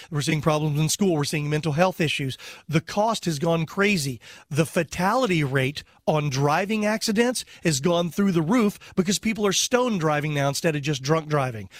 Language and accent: English; Texas, United States; I was born in Texas